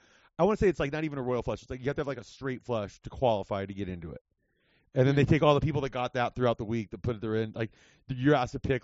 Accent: Whittier, California, United States; I grew up in Whittier, like, not right outside

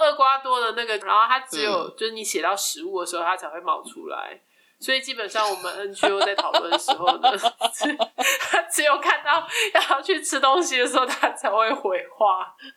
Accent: Taiwan; now in Italy; 身为一个台湾人，就在这边常会被谴责

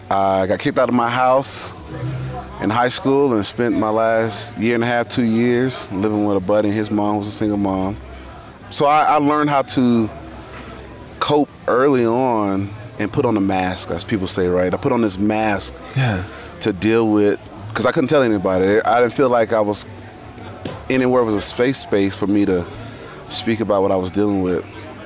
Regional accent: Monroe, Louisiana, United States; moved away as an adult; also born or lived in Virginia; I'm from Monroe, Louisiana. Sometimes people say, hey, where's that from? You know, sounds familiar. Well, across the river is Duck Dynasty. Okay. So that's where I grew up.

